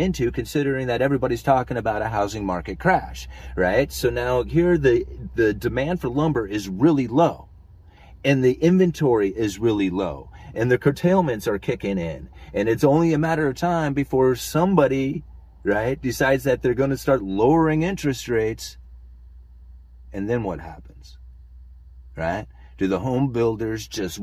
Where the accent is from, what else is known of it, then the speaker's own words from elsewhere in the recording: Oregon, United States; I come from Oregon